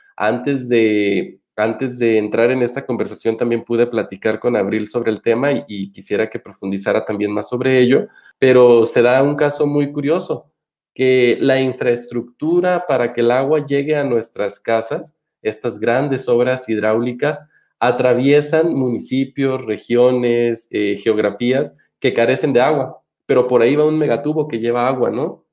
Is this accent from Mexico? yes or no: yes; Michoacán, Mexico; yo soy michoacano y vengo particularmente de una tierra